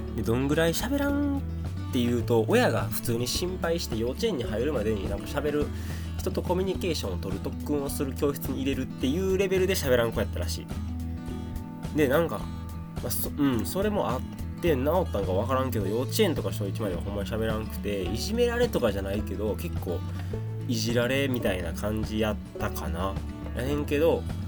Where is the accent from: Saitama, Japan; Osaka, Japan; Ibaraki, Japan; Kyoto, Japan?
Osaka, Japan; Sakai; これが僕の出身堺市です